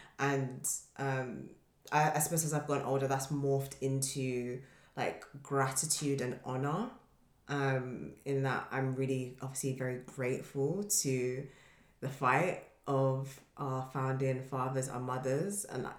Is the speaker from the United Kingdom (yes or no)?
yes; United Kingdom; being British and Nigerian, and my like Nigerian identity is directly and indirectly shaped and intertwined with the British culture.